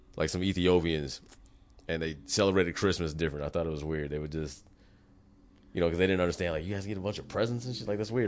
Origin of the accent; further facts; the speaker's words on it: United States; as an American